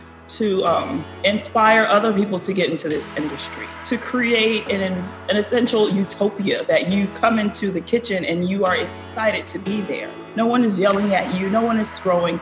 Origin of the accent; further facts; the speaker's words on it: Fort Lauderdale, Florida, United States; I grew up in South Florida, in Fort Lauderdale